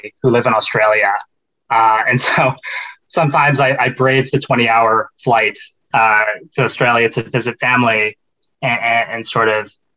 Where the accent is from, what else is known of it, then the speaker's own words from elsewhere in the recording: Canada; growing up in Canada